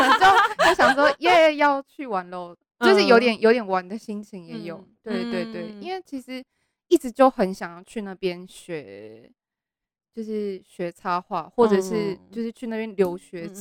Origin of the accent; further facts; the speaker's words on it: Taiwan; also born or lived in Japan; 只有待到三岁，就是有念幼稚园，然后就三岁之后就回来台湾，